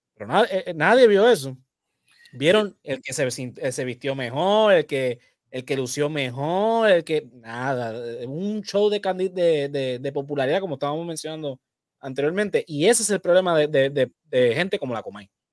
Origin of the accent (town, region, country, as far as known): Puerto Rico